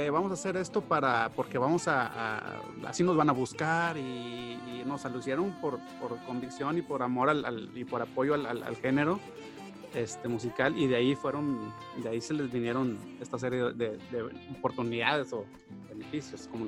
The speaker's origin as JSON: {"language": "Spanish", "country": "Mexico", "said": "uno como mexicano también muchas veces idolatra o dices, o dices, este, bueno, me gustaría salir de México porque aquí no hay oportunidades"}